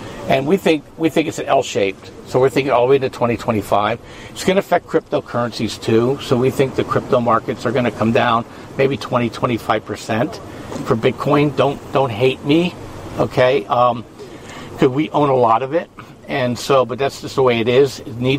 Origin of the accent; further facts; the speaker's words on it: Pennsylvania, United States; I'm from Pennsylvania.